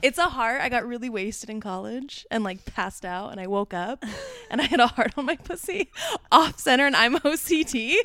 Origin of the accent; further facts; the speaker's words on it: Orange County, California, United States; moved away as an adult; also born or lived in Omaha, Nebraska; now in New York City, United States; I'm from Orange County